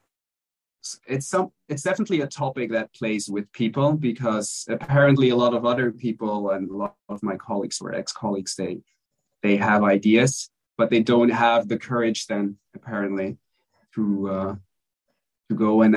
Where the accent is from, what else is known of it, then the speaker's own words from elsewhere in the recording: Belgium; now in Mexico; I'm originally from Belgium, but I'm currently living in Mexico